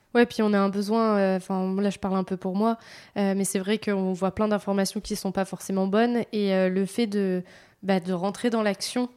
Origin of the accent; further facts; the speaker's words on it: Vendée, Pays de la Loire, France; je viens de Vendée